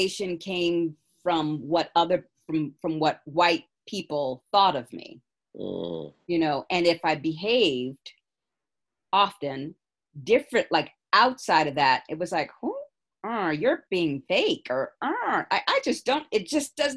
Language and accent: English; San Francisco, California, United States; Born and raised in San Francisco